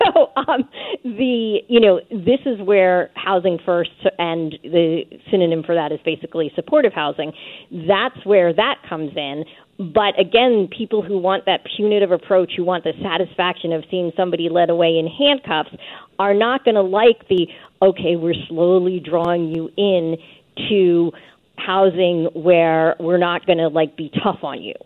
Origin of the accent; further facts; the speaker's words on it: New York City, New York, United States; I'm from New York City